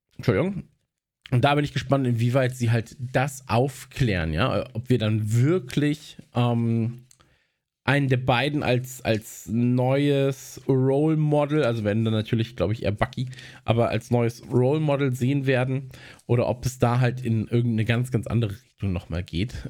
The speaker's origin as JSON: {"language": "German", "region": "North Rhine-Westphalia", "country": "Germany", "tie": "born or raised there", "said": "bei uns in Nordrhein-Westfalen"}